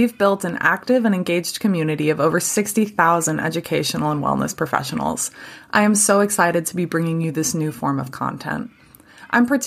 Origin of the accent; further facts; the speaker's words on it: Fresno, California, United States; also born or lived in Scotland / Virginia; I was all in California. I was raised in Fresno